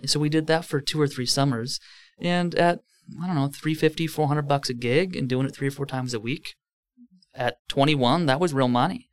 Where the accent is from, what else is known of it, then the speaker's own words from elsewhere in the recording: Merton, Wisconsin, United States; I grew up in Merton, Wisconsin